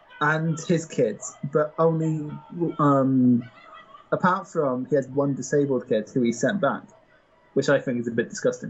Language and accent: English; Scotland, United Kingdom; I'm Scottish.